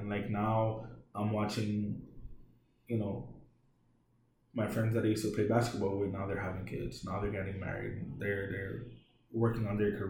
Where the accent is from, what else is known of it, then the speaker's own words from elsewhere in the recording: New York, United States; now in Puerto Rico; growing up in New York, I really didn't have a lot of friends. And even when I came here... so like I'm self-taught in Spanish.